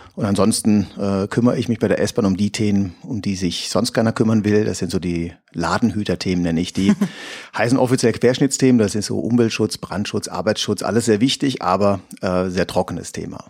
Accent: Heidelberg, Baden-Württemberg, Germany; ich komme aus Heidelberg

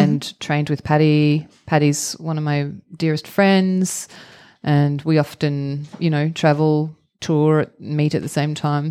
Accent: Victoria, Australia; also born or lived in Melbourne, Australia; I grew up in the countryside in Victoria, which is mm -hmm. the mm-hmm. state uh, where Melbourne is the capital.

